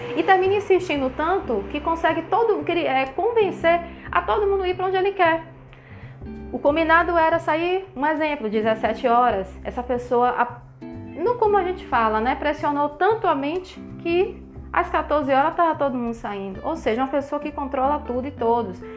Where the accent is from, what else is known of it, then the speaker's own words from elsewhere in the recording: Salvador, Bahia, Brazil; eu sou de Salvador